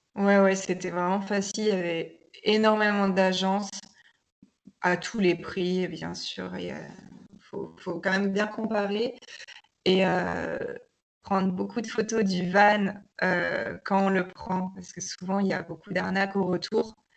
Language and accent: French; Bordeaux, Nouvelle-Aquitaine, France; now in Spain; j'ai 28 ans, je suis originaire de Bordeaux et euh, je suis actuellement en Espagne